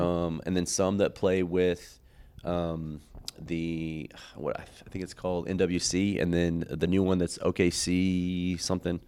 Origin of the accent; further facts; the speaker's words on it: Oklahoma City, Oklahoma, United States; I came from Capitol Hill